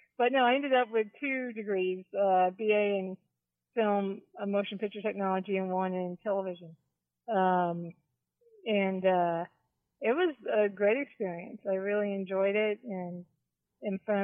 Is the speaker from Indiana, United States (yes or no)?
no; Miami, Florida, United States; also born or lived in Toledo, Ohio; I grew up in Miami. I'm a Florida girl, although I was born in Ohio in Toledo, but most of my life lived in Florida